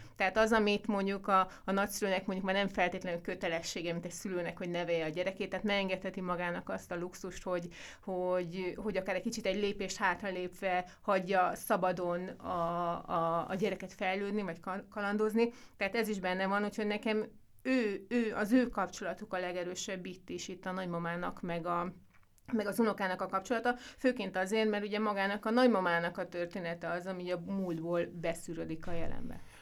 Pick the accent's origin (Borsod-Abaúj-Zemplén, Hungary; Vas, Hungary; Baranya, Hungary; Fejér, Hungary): Fejér, Hungary; Mór; én Móron születtem